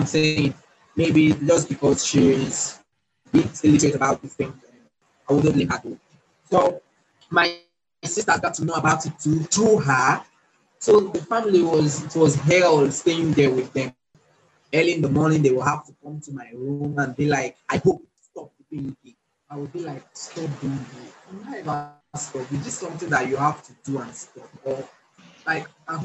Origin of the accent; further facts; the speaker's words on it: Nigeria; I'm from Nigeria